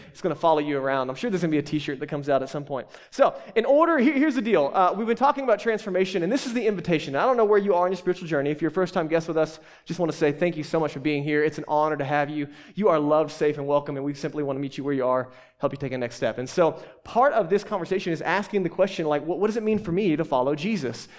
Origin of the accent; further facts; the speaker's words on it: the South, United States; accent: southern; moved away as an adult; now in Boulder, United States; I'm too southern for